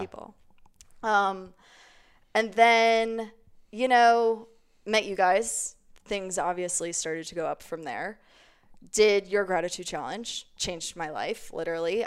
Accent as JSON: {"language": "English", "town": "Cape May Court House", "region": "New Jersey", "country": "United States", "moved": "yes", "lives_now": "Denver, United States", "said": "I am from a very small town It's called Cape May Courthouse, New Jersey"}